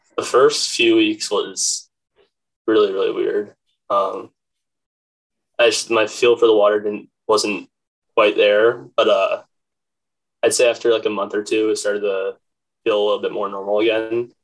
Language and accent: English; Crozet, Virginia, United States; I'm from Crozet, Virginia, which is about 20 minutes outside of Charlottesville